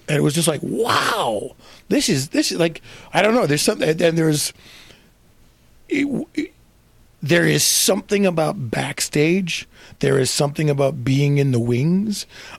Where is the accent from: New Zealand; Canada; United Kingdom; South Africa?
Canada; Well, see, and I'm from Canada too. So it's a whole different situation in Canada.